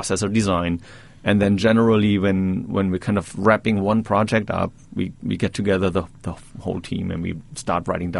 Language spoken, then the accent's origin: English; Germany; moved away as an adult; now in Poughkeepsie, United States; I grew up in Germany.